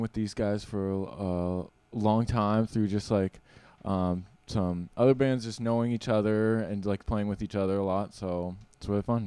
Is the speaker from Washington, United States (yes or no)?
yes; Seattle, Washington, United States; I'm born and raised in Seattle. uh, never lived anywhere else